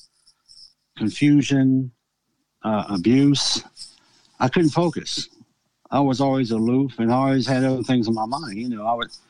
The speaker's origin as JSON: {"language": "English", "town": "Akron", "region": "Ohio", "country": "United States", "tie": "born or raised there", "also_born_or_lived": "North Canton, Ohio", "said": "I went to West Virginia High School in West Akron"}